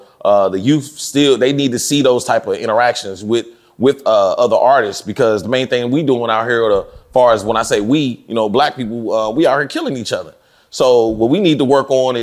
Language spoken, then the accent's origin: English; Fort Worth, Texas, United States; moved away; also born or lived in Dallas / Atlanta; I came from Fort Worth and then came to Dallas